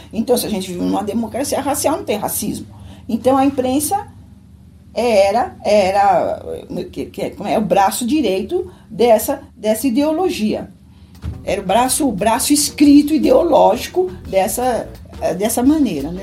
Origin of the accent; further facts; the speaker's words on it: São Paulo, Brazil; eu nasci em São Paulo, sou paulistana